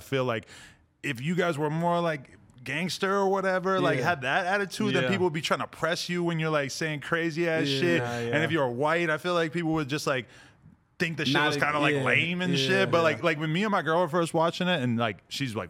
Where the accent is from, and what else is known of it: Nashua, New Hampshire, United States; born or raised there; also born or lived in Boston